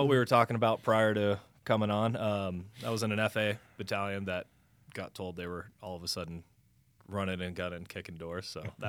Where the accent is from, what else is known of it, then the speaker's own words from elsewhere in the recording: Grand Junction, Colorado, United States; Grand Junction, Colorado.